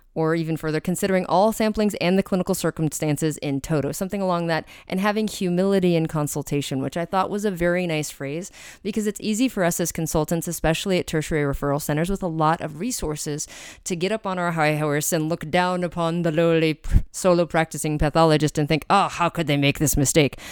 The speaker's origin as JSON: {"language": "English", "town": "Albuquerque", "region": "New Mexico", "country": "United States", "tie": "born or raised there", "said": "I grew up with in Albuquerque, New Mexico."}